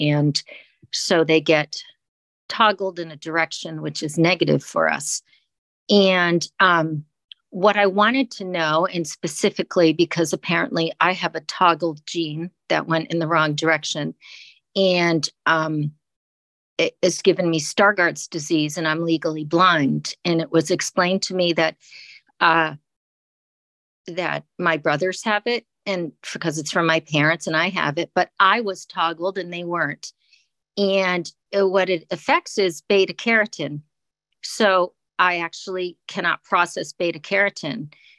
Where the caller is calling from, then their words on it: Duxbury, Massachusetts, United States; Hi, yeah, it's … from Duxbury, Massachusetts.